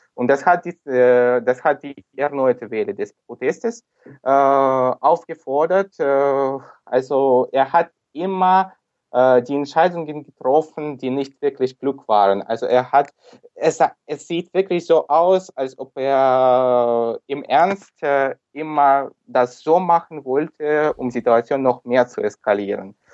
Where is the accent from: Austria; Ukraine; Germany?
Ukraine; Sevastopol, Crimea; German is a second language; ich komme selbst aus Sevastopol, ich mhm. komme aus der Krim, bin hier geboren schon in der Ukraine.